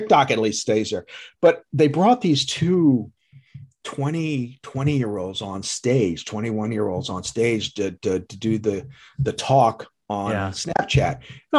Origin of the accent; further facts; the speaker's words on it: Texas, United States; Like, she'll even tell I'm a Dallas Cowboys fan because I came from Texas and this is Eagle country.